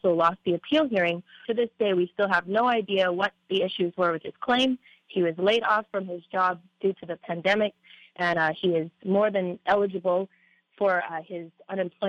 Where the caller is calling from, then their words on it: Oahu, Hawaii, United States; I'm calling from Oahu